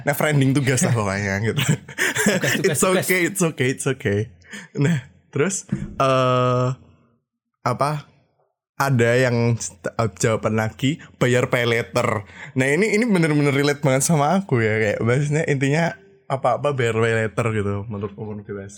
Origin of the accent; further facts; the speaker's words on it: Java, Indonesia; aku orang Jawa